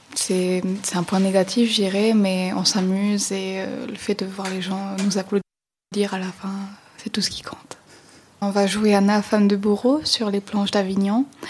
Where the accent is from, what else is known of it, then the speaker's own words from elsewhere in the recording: St. Pierre & Miquelon; je viens de Saint-Pierre-Miquelon